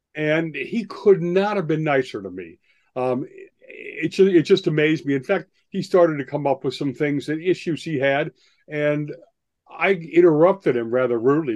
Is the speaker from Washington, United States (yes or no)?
no; Lake Forest, Illinois, United States; moved away; I grew up in Lake Forest